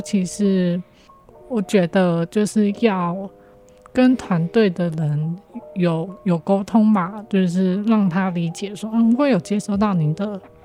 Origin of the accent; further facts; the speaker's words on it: Hualien, Hualien County, Taiwan; 我呢，就是土生土长的花莲人